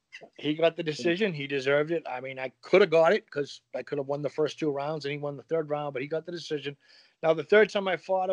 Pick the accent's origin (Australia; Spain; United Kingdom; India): United Kingdom; Carrickfergus, Northern Ireland; born there; I was born in Carrickfergus in the north.